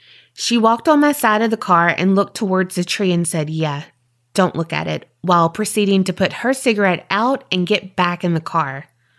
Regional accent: New Jersey, United States; now in North Carolina, United States; I'm originally from New Jersey, but I currently live in North Carolina. I usually travel back home for the holidays with my son.

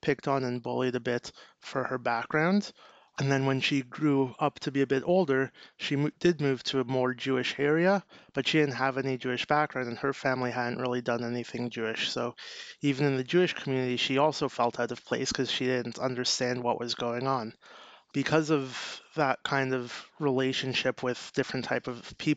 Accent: Toronto, Ontario, Canada; I'm from Toronto, Canada, and I grew up at home.

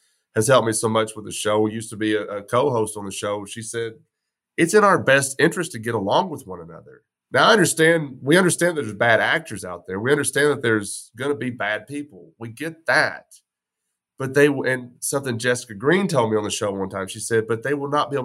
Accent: West Texas, United States; I was born in West Texas, raised in West Texas, gun culture

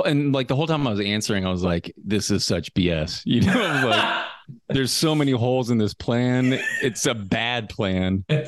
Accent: the South, United States; cause like growing up in the South, like it's just like very black and white as far as like racially.

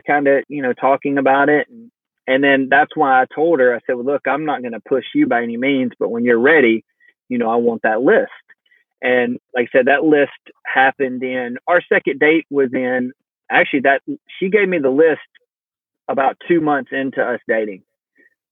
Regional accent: the South, Georgia, United States; we're from the South, we're in Georgia, and that's just kind of the way we're raised

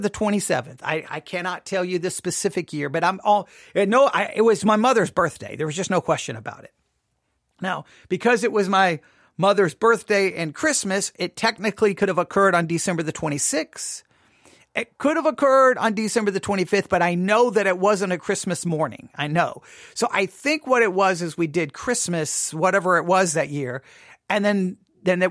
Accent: Buffalo Gap, Texas, United States; I grew up in West Texas, mind you, obviously, Buffalo Gap, Texas

